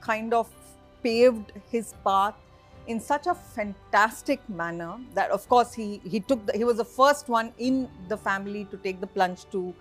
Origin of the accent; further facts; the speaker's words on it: Saudi Arabia; also born or lived in Bangalore, India; while I was born in Bangalore, uh, to very middle class family, uh, my dad used to work in the Middle East. Uh, so uh, as soon as I was born, we were shipped off to Saudi